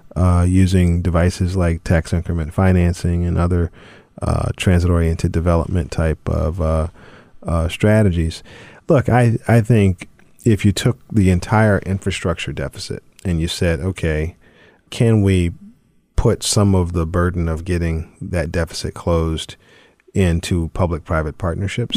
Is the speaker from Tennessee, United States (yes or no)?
no; Charlotte, North Carolina, United States; growing up in Charlotte